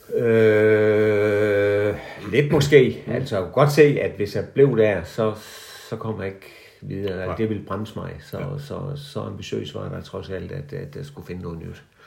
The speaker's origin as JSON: {"language": "Danish", "town": "Haderslev", "region": "Southern Denmark", "country": "Denmark", "tie": "born or raised there", "said": "jeg er sådan uh, øh, 1949-model, vokset op på Moltrupvej lige over for Sankt skole"}